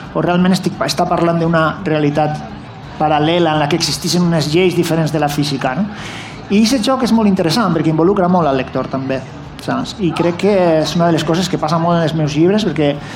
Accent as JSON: {"language": "Catalan", "region": "Valencian Community", "country": "Spain", "said": "jo sóc valencià"}